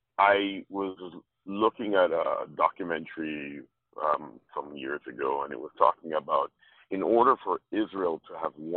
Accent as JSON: {"language": "English", "country": "Jamaica", "tie": "born or raised there", "said": "I grew up in Jamaica"}